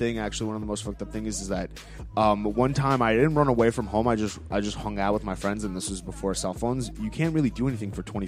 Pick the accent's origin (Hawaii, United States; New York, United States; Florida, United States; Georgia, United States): New York, United States; Long Island; I'm from Long Island